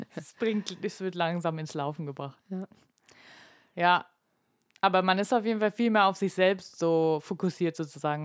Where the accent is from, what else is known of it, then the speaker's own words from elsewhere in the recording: Germany; bei uns in Deutschland